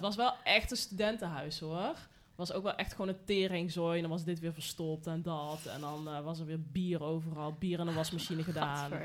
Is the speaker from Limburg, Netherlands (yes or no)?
no; North Brabant, Netherlands; ik kom uit Brabant natuurlijk